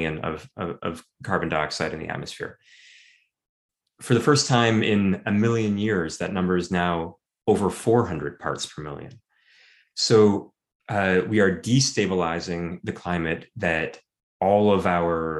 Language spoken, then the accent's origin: English; Vancouver, British Columbia, Canada; growing up in Vancouver